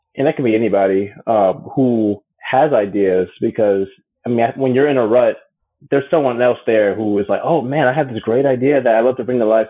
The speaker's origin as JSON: {"language": "English", "town": "Atlanta", "region": "Georgia", "country": "United States", "tie": "born or raised there", "also_born_or_lived": "Chicago, Illinois / New York", "said": "I'm from Chicago, but really raised in Atlanta. That's where I currently live."}